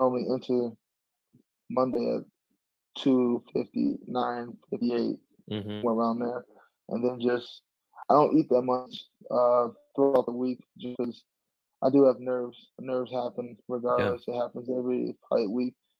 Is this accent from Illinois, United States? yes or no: yes; Chicago, Illinois, United States; moved away as an adult; now in Denver, United States; I'm originally from Chicago.